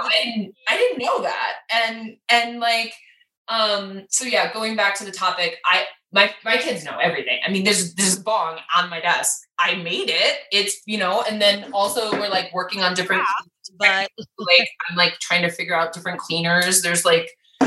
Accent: Wisconsin, United States; now in Colorado, United States; I'm from Wisconsin

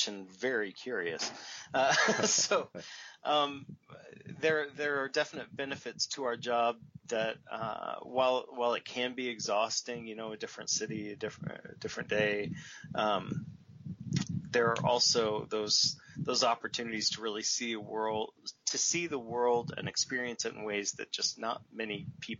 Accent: United States

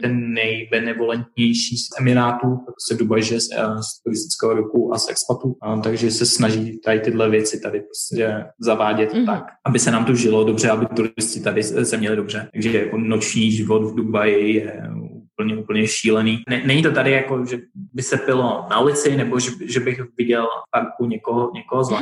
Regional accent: Czechia; moved away as an adult; now in Dubai, United Arab Emirates; Předtím já jsem celou dobu žil vlastně v Česku

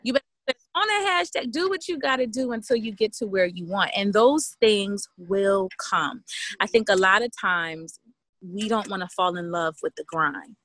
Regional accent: Camden, New Jersey, United States; moved away as an adult; I'm from Camden, New Jersey. Um, relocated once I graduated from high school

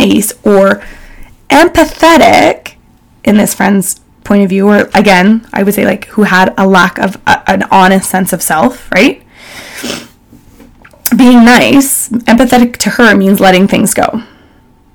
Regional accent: Calgary, Alberta, Canada; So being born and raised in Calgary by all rights in a privileged family

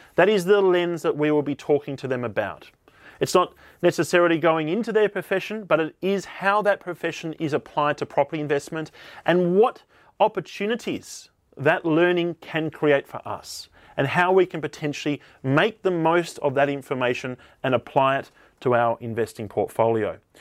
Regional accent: Tasmania, Australia; moved away as an adult; also born or lived in Sydney; I grew up here in Tasmania, Australia

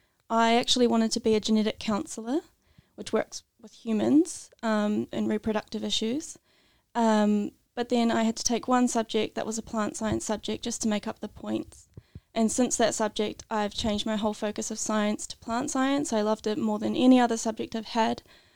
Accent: New Zealand; moved away as an adult; now in Tasmania, Australia; I'm originally from New Zealand.

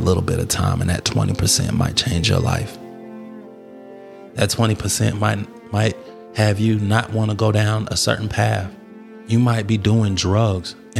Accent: Atlanta, Georgia, United States; I grew up in Atlanta

